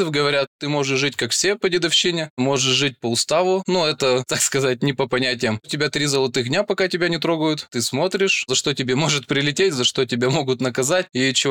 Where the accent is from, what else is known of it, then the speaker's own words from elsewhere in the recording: Perm, Perm Krai, Russia; В 2009 году я из Перми призвался в армию, увезли меня в город Новосибирск, поселок Светлый.